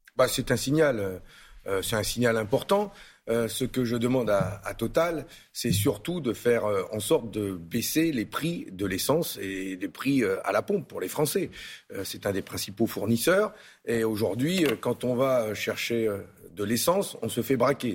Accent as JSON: {"language": "French", "area": "the North", "region": "Hauts-de-France", "country": "France", "said": "je suis du Nord."}